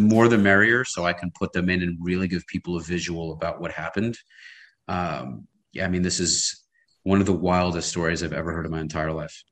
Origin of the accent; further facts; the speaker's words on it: New York City, New York, United States; now in Miami, United States; I'm based in Miami. I grew up in Brooklyn